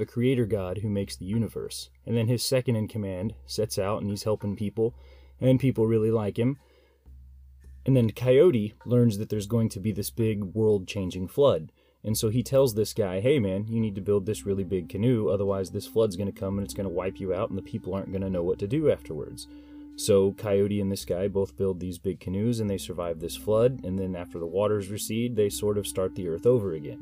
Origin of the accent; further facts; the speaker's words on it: United States; as an American